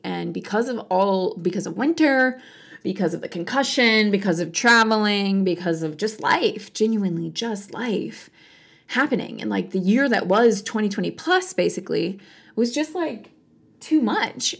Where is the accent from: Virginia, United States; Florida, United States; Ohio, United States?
Virginia, United States; moved away; also born or lived in Michigan; my hometown in Virginia